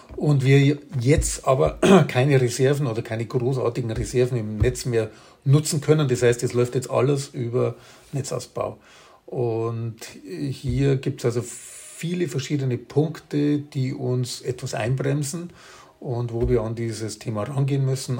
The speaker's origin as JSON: {"language": "German", "region": "Bavaria", "country": "Germany", "said": "bei uns in Bayern"}